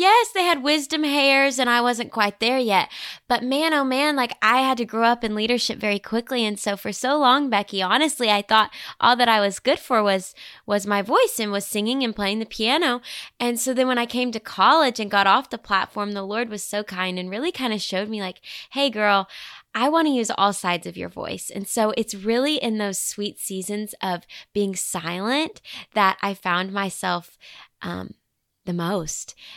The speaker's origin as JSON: {"language": "English", "town": "Bentonville", "region": "Arkansas", "country": "United States", "tie": "born or raised there", "moved": "as an adult", "lives_now": "Nashville, United States", "said": "Bentonville, Arkansas was where I called home for the first eighteen years of my life"}